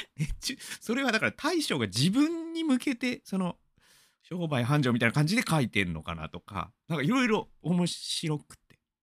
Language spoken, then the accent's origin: Japanese; Gamagori, Aichi, Japan; 僕が出身なのは蒲郡